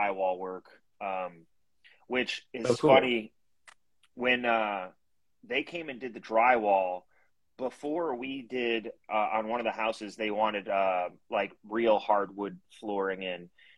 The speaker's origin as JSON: {"language": "English", "region": "Connecticut", "country": "United States", "moved": "as an adult", "said": "I'm originally from Connecticut"}